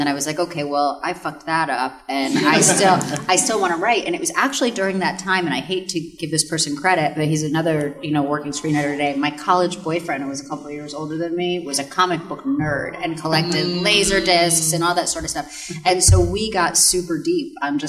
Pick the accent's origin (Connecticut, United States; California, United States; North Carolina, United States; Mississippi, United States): Connecticut, United States; And I'm from Connecticut, from just across the Long Island Sound. So, like, I, you know, grew up around there. And it felt like home to me.